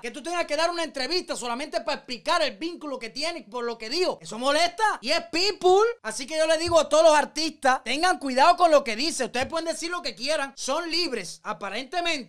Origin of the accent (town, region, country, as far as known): Cuba; moved away